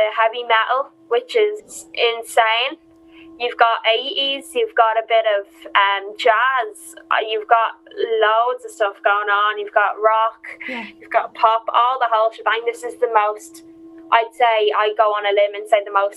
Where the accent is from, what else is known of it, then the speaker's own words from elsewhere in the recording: Dublin, Leinster, Ireland; I'm from Tala